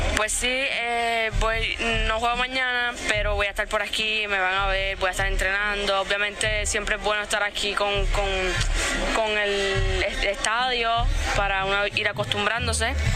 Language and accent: Spanish; Puerto Rico